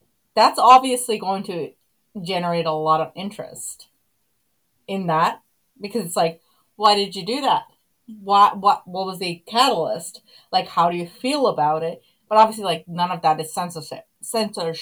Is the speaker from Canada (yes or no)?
no; Finland; moved away; grew up in Finland